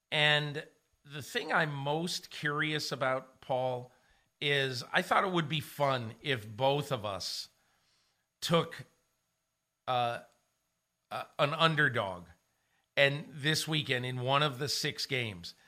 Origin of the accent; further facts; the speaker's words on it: Connecticut, United States; I grew up in Connecticut